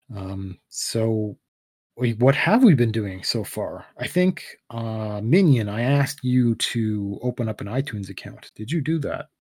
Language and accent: English; Canada; I'm Canadian